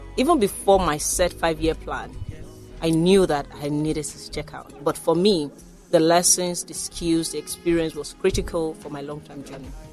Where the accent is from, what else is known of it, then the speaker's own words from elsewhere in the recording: Lagos, Nigeria; also born or lived in Ogun Waterside, Ogun State / London; I grew up here in Lagos before I went to school in Ogun State